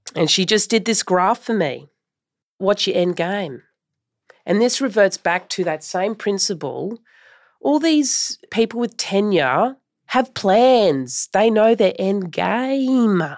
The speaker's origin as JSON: {"language": "English", "town": "Brisbane", "region": "Queensland", "country": "Australia", "tie": "born or raised there", "said": "Brisbane is my hometown"}